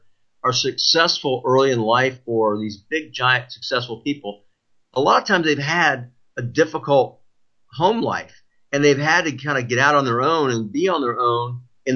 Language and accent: English; United States; being a U.S., being an American citizen